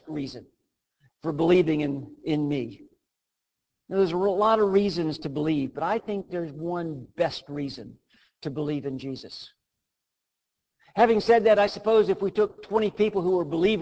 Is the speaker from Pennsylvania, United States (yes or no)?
yes; Western Pennsylvania, United States; I was born in Western Pennsylvania to a family that loved the Lord